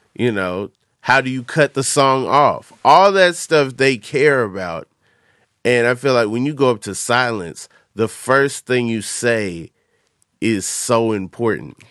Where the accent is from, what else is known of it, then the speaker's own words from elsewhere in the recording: Atlanta, Georgia, United States; I'm from Atlanta